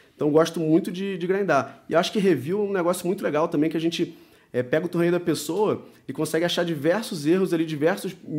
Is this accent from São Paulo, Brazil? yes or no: no; Rio de Janeiro, Brazil; eu sou do Rio de Janeiro, tenho 37 anos